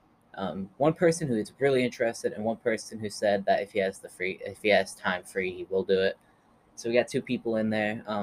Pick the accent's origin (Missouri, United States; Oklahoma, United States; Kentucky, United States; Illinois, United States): Oklahoma, United States; Stilwell; moved away; my hometown, Stillwell, Oklahoma